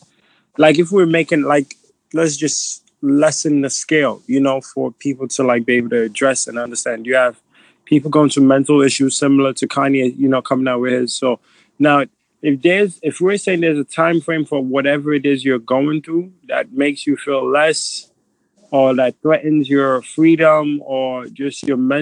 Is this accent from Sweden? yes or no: no; Nigeria; moved away; I'm too Nigerian